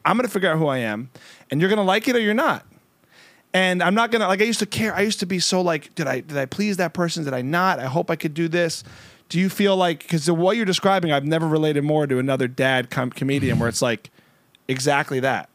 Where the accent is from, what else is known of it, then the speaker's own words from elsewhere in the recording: United States; also born or lived in New Jersey; I'm from New York and New Jersey